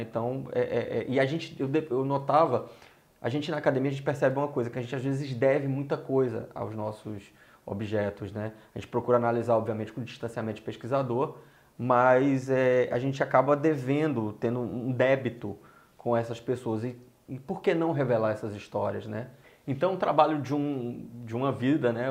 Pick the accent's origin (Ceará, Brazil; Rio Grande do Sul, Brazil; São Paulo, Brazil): Ceará, Brazil; moved away as an adult; now in Rio de Janeiro, Brazil; desde que eu cheguei ao Rio, sou cearense